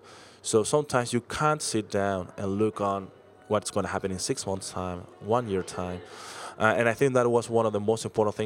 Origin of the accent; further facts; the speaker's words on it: Chile; I was from Chile